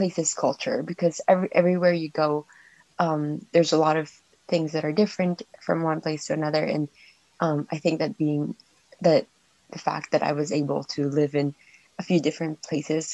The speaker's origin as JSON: {"language": "English", "region": "Alberta", "country": "Canada", "tie": "born or raised there", "moved": "yes", "lives_now": "Nova Scotia, Canada", "said": "I'm originally from Alberta. That's kind of where I grew up."}